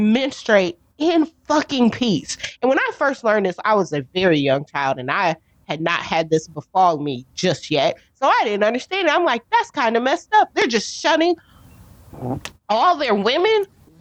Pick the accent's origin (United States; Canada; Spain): United States; I have a stupid American tongue and a stupid American brain